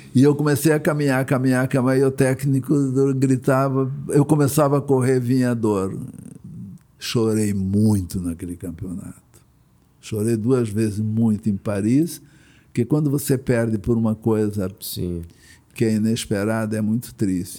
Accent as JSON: {"language": "Portuguese", "town": "Blumenau", "region": "Santa Catarina", "country": "Brazil", "tie": "born or raised there", "moved": "yes", "lives_now": "Rio de Janeiro, Brazil", "said": "vim de Blumenau"}